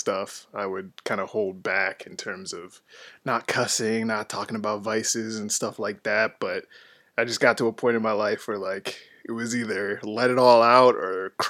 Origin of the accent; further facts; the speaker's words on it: Twinsburg, Ohio, United States; also born or lived in Cleveland / Bedford / Solon; I was born in Cleveland, stayed in Bedford till I was 5, then moved to Solon, Ohio, and then Twinsburg right after that.